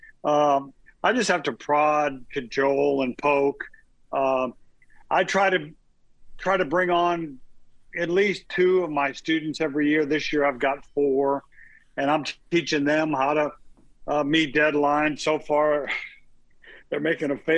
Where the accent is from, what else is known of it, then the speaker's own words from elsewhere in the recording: Southern Illinois, United States; I'm from Illinois, so that was always the place you wanted to be if you were a little Southern Illinois boy like me.